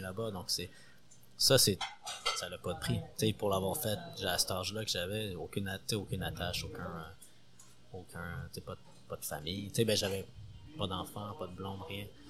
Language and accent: French; Montreal, Quebec, Canada; also born or lived in Paris, France; Montréal, 100%. Euh, j'ai grandi à Montréal